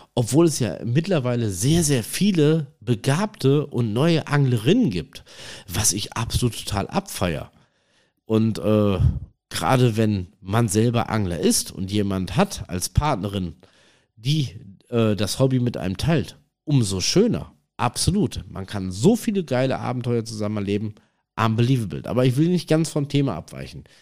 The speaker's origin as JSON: {"language": "German", "region": "North Rhine-Westphalia", "country": "Germany", "said": "am Forellenhof hier bei uns in NRW in der Nähe von Iserlohn"}